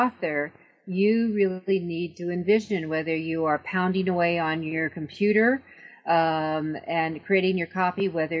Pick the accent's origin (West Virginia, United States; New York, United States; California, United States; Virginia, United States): New York, United States; because, I mean, you and I come from New York.